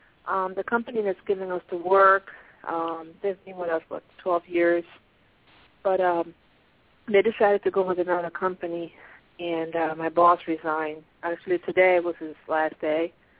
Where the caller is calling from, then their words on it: Pennsylvania, United States; I'm calling from Pennsylvania.